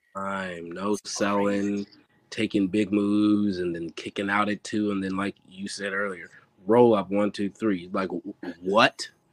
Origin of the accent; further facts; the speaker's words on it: Maryland, United States; also born or lived in Philadelphia; I was born and raised here in Maryland.